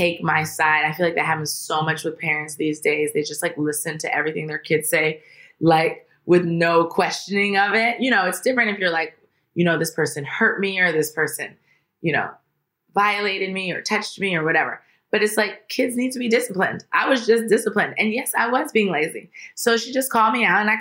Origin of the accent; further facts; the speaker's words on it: Washington, District of Columbia, United States; moved away as an adult; now in Los Angeles, United States; In Washington, D.C., in D.C. proper.